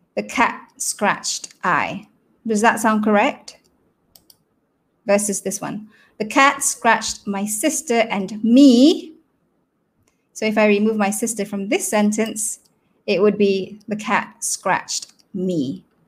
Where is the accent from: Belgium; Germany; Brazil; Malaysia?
Malaysia; Selangor; first language Malay; English is a second language; I am from Selangor and we are in CMCO